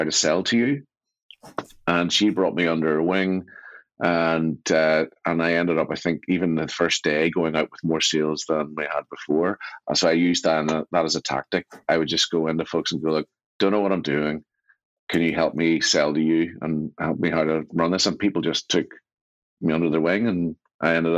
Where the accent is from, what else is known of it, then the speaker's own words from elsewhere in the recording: Belfast, Northern Ireland, United Kingdom; I grew up in East Belfast